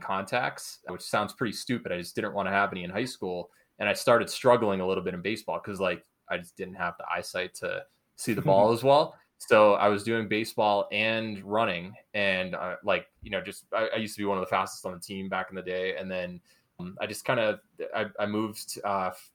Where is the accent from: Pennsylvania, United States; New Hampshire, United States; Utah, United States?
New Hampshire, United States; I grew up in New Hampshire